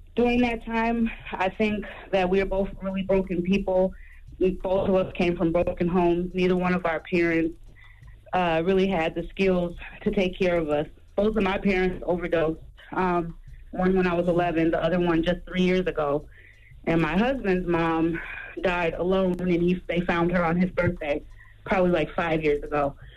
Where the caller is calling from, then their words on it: Minnesota, United States; I'm calling from Minnesota